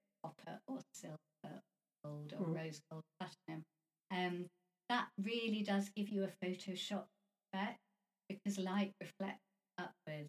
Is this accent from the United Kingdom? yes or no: yes; London, United Kingdom; I'm from London